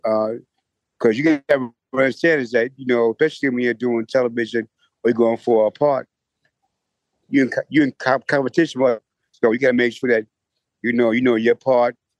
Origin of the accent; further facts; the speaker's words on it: New York City, New York, United States; Growing up in the Hollis area